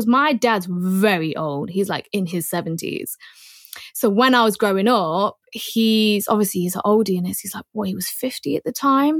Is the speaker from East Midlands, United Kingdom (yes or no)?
yes; Leicester, East Midlands, United Kingdom; I'm from Leicester